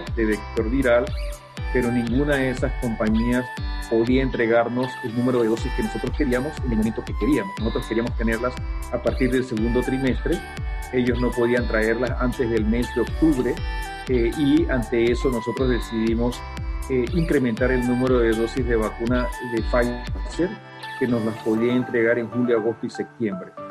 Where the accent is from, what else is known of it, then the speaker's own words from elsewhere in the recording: Panama; nosotros los panameños